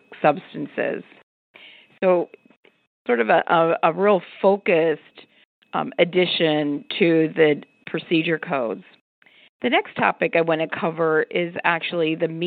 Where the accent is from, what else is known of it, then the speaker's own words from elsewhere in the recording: Pittsburgh, Pennsylvania, United States; my hometown of Pittsburgh